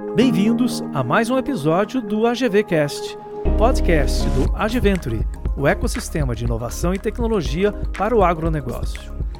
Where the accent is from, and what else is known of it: Minas Gerais, Brazil